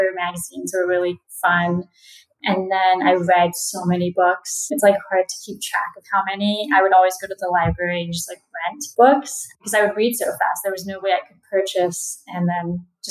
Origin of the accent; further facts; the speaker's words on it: Southern California, United States; I am actually from Southern California